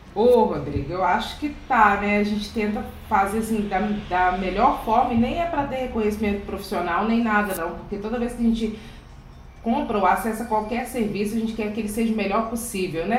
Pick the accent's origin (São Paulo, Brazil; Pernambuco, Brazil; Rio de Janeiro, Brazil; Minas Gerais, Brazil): Minas Gerais, Brazil; Belo Horizonte; Eu sou aqui da periferia de Belo Horizonte